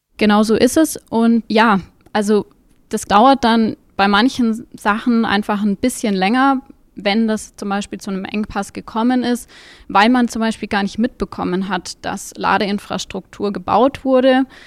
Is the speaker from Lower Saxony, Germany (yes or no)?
no; Munich, Bavaria, Germany; ich komme aus München